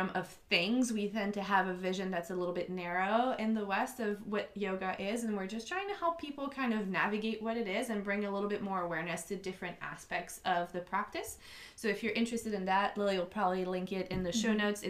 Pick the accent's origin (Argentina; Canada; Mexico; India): Canada; Montreal, Quebec; accent: French Canadian; also born or lived in Germany; now in Ocean City, United States; I am originally from Montreal, Canada. So if you hear the slight little bit of an accent, I am French Canadian